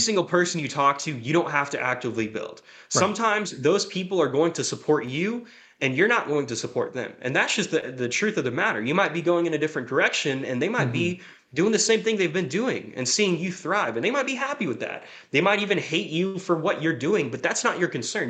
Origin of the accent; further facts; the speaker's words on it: Jacksonville, Florida, United States; moved away; also born or lived in Bakersfield, California; I'm originally from Jacksonville, Florida